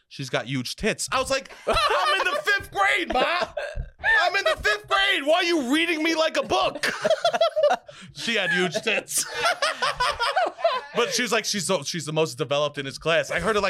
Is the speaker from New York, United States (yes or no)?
yes; New York City, New York, United States; I grew up in Staten Island